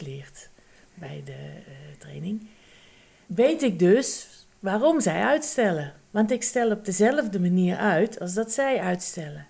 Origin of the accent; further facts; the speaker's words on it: North Brabant, Netherlands; accent: Brabant; Aan mijn tongval heb je kunnen luisteren dat ik misschien uit Brabant kom